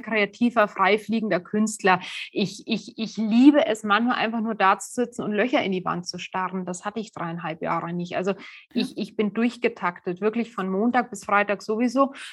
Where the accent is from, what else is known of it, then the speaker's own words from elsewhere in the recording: Germany; bei uns in Deutschland